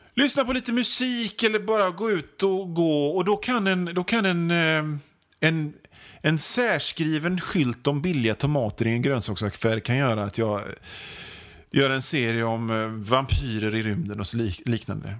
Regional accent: Hönö, Västra Götaland, Sweden; now in Gothenburg, Sweden; hemma på Hönö där jag är uppväxt

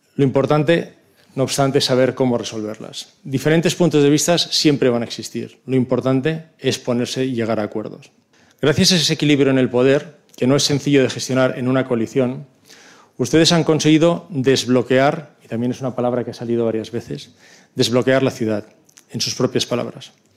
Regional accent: Barcelona, Catalonia, Spain; Como barcelonés

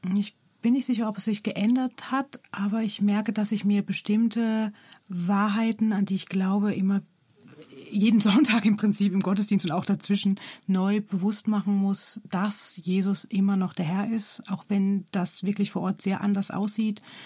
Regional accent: Germany; moved away; ich bin Deutsche

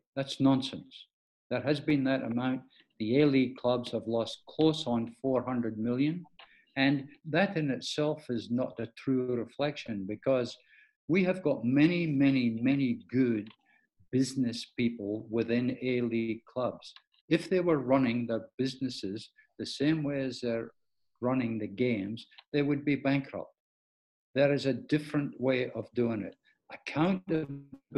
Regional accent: Scotland, United Kingdom; now in Australia; being a Scottish Virgo

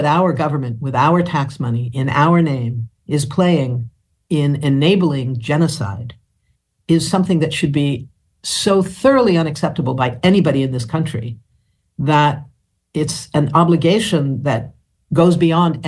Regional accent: California, United States; I grew up as a kid in California

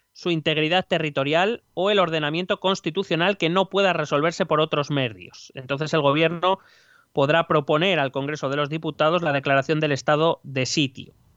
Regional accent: Spain; cómo somos aquí los españoles

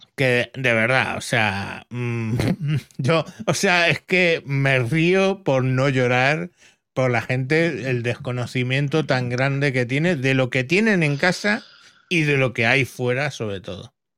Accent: Spain

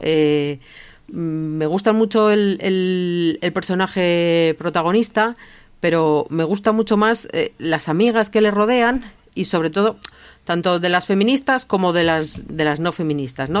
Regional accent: Basque Country, Spain; como vasca

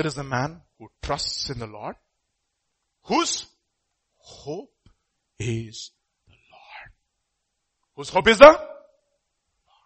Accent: India; we are Indian

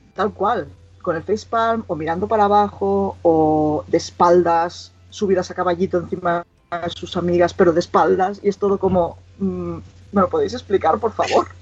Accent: Igualada, Catalonia, Spain; gente de aquí de Igualada, de mi pueblo

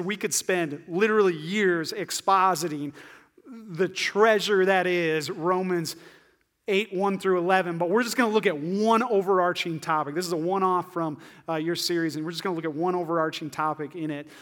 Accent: northeast Iowa, United States; also born or lived in Ames, Iowa; I'm from Iowa, uh, like far northeast Iowa.

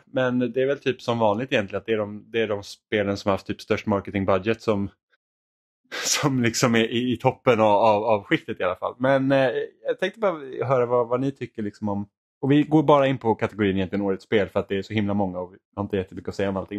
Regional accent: Finland; jag är finlandssvensk

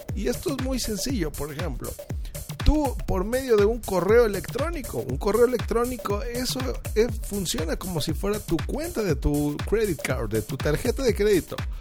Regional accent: Mexico City, Mexico

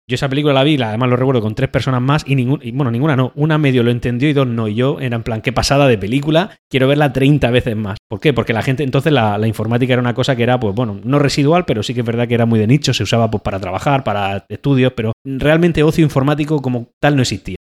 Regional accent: Spain; nosotros somos de España

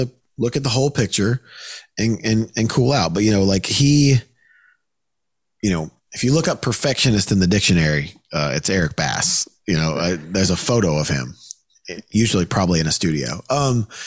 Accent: the South, United States; I'm from the South

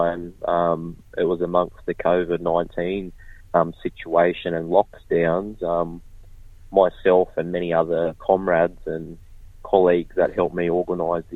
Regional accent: Kempsey, New South Wales, Australia; my hometown, Dungati Country in Kempsey, New South Wales

